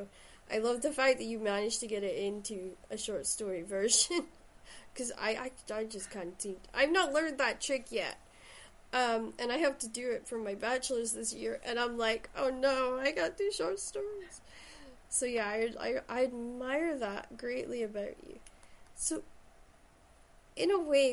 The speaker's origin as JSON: {"language": "English", "area": "Shetland", "region": "Scotland", "country": "United Kingdom", "moved": "yes", "lives_now": "Stirling, United Kingdom", "said": "I originally come from Shetland, so that's where the accent comes from."}